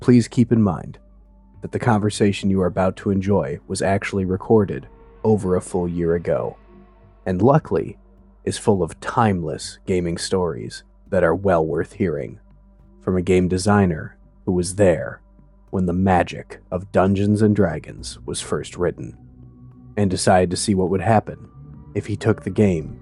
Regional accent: Fox Valley, Wisconsin, United States; now in New England, United States; I'm a Wisconsin boy, too. I mean, right now I'm calling you from New England, but I spent the majority of my life in the Fox Valley.

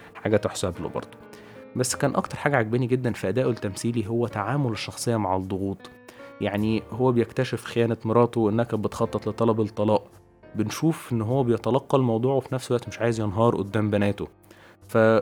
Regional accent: Egypt; عندنا في مصر

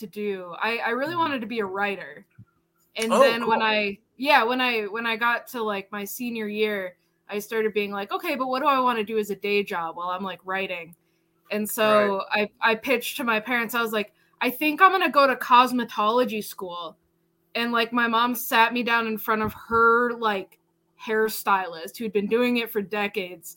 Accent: Burlington, Iowa, United States; moved away; we had a great film festival in my hometown in Burlington, Iowa

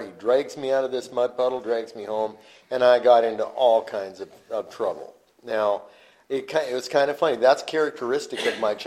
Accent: Yakima, Washington, United States; my hometown, Yakima, Washington

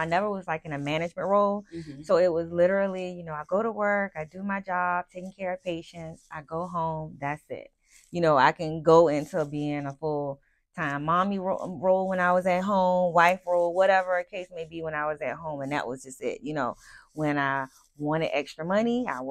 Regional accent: Savannah, Georgia, United States; I'm born and raised in Savannah, Georgia

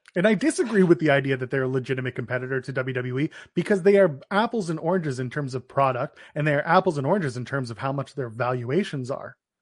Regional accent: Canada; we're Canadian

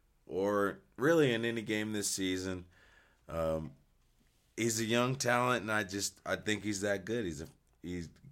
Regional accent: Buffalo, New York, United States; Born and raised in Buffalo, New York.

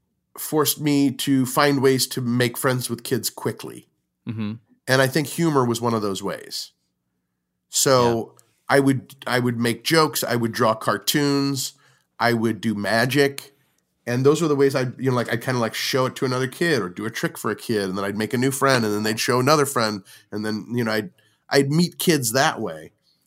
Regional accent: St. Louis, Missouri, United States; St. Louis is my hometown, but I also consider all those other places very close to my upbringing and very informative of my upbringing.

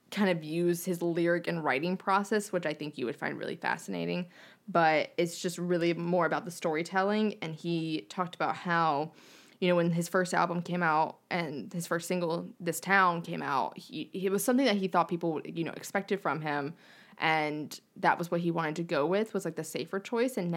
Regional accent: North Carolina, United States; now in Los Angeles, United States; Where are you from? And I was like, North Carolina.

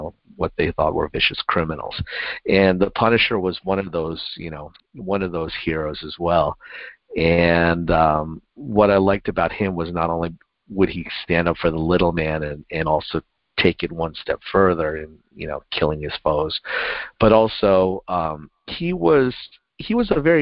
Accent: United States; I grew up just outside of New York

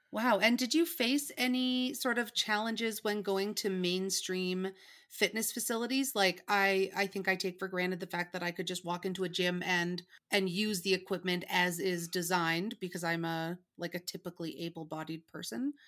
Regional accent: Winnipeg, Manitoba, Canada; moved away; I'm from Winnipeg

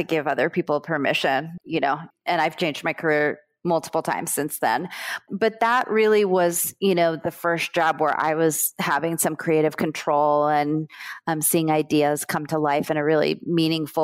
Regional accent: South Florida, United States; also born or lived in Brooklyn, New York; I grew up in South Florida

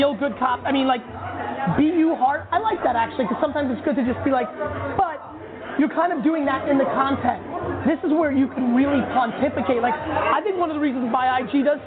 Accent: Edison, New Jersey, United States; I grew up in Edison, New Jersey

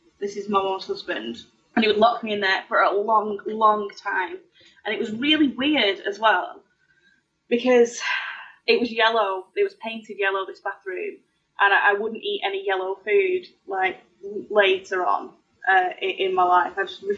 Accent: Oswaldtwistle, North West England, United Kingdom; Lancashire. My village is called Oddleswistle.

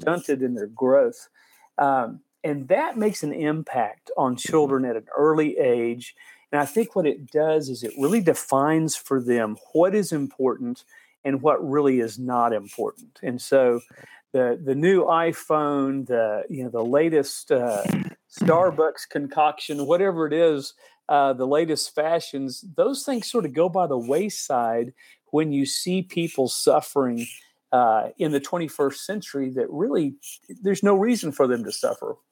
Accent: Dallas, Texas, United States; moved away as an adult; now in Haiti; I grew up in Dallas

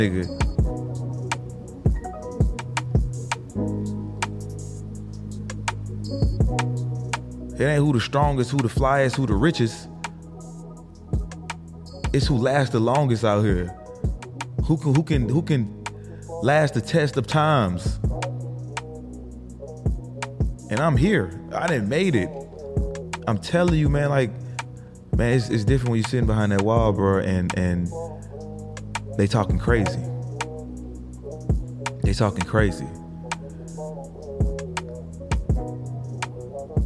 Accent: New Jersey, United States; I grew up in New Jersey

